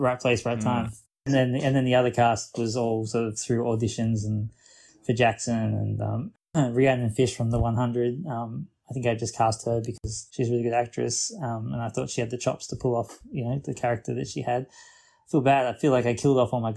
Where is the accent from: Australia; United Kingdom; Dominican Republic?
Australia; an Australian